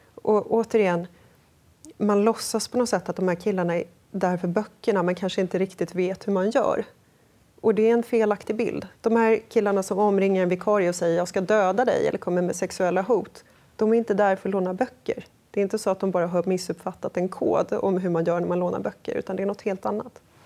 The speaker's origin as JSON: {"language": "Swedish", "town": "Sollentuna", "region": "Stockholm County", "country": "Sweden", "tie": "born or raised there", "said": "jag växte upp i Sollentuna"}